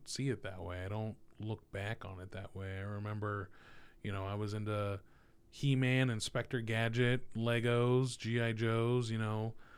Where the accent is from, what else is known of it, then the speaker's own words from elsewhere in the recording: Merced, California, United States; moved away as an adult; now in Ohio, United States; I was born in the Central Valley, um, little place called Merced